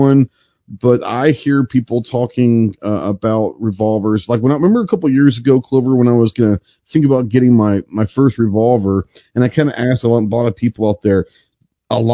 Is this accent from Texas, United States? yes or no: yes; Texas, United States; Being a Texan